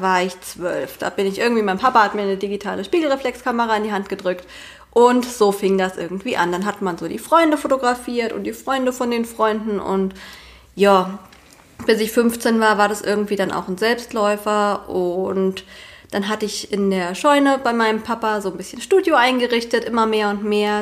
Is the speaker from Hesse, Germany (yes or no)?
yes; Eichelhain, Hesse, Germany; moved away as an adult; now in near Fulda, Germany; ursprünglich komme ich aus Eichelhain. Das ist ein winziges Dorf hier mitten im Vogelsberg